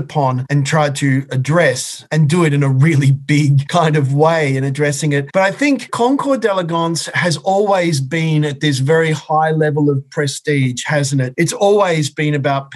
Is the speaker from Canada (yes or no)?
no; Brisbane, Queensland, Australia; moved away as an adult; now in United Kingdom; I grew up in Brisbane